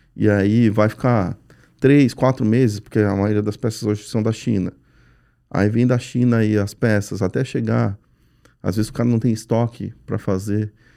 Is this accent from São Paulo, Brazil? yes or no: yes; São Paulo, Brazil; Eu sou paulista